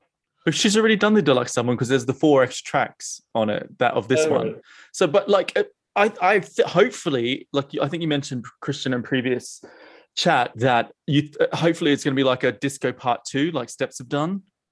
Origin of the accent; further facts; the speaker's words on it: Australia; now in United Kingdom; as an Australian, I really feel for my home folk